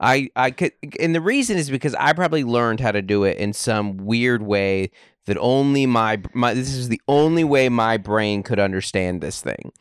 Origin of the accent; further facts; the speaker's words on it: Seattle, Washington, United States; moved away as an adult; now in San Diego, United States; growing up in Washington